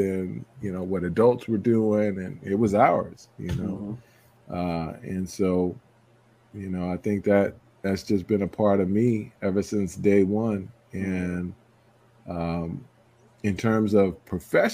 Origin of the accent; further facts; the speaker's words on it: Roslyn, New York, United States; also born or lived in Hempstead, New York; I'm a New Yorker, born and raised on Long Island, what we call Strong Island. Was born in, lived in Hempstead up till 5 years old